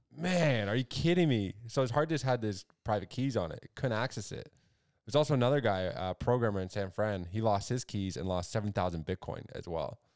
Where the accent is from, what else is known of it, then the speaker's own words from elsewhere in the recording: Canada; we're Canadian as well